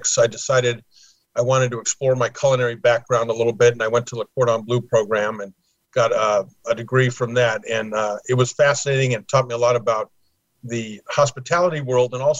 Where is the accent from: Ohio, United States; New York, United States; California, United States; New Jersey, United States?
California, United States; Los Angeles; moved away as an adult; also born or lived in Pasadena; now in Florida, United States; grew up in Los Angeles, moved to Florida in 2006